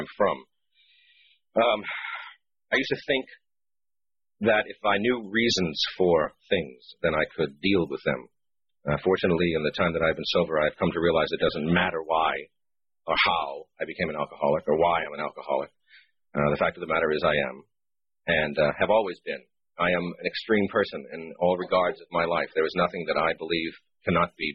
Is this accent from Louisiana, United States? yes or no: yes; New Orleans, Louisiana, United States; moved away as an adult; I was born in New Orleans, Louisiana, and did not leave there until I was 21 years old